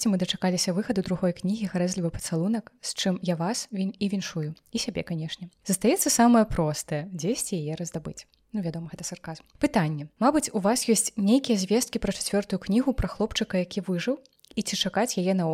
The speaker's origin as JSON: {"language": "Belarusian", "country": "Belarus", "said": "я беларуска ж"}